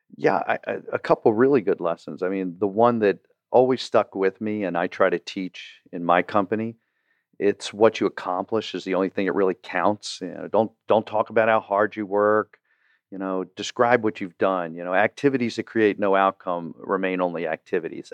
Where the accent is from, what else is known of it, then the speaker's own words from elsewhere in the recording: Baltimore, Maryland, United States; growing up in Baltimore